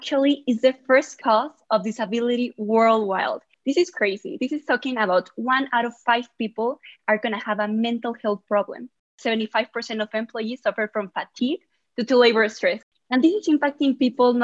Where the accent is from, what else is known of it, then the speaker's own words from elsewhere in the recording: Mexico City, Mexico; I'm from Mexico City